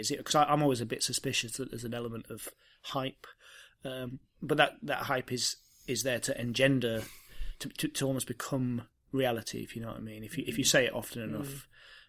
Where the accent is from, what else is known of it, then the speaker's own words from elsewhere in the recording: London, United Kingdom; Maybe it's because I'm a Londoner that I love London so.